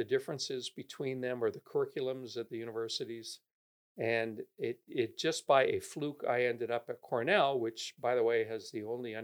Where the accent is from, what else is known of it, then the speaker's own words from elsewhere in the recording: Georgetown, Ontario, Canada; moved away as an adult; also born or lived in Toronto, Canada / Ithaca, United States; now in Orange County, United States; I grew up in the city of Toronto, and my family moved out to a suburb when I was about 8 years old. It was a suburb called Georgetown